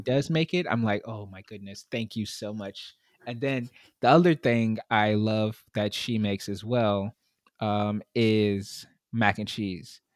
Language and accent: English; New York City, New York, United States; I grew up in Brooklyn, in New York City